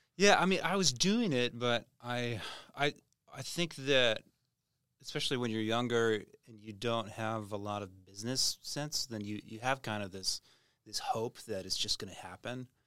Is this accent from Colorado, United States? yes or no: no; Tulsa, Oklahoma, United States; moved away as an adult; also born or lived in Nashville / India; now in Redding, United States; my hometown, Tulsa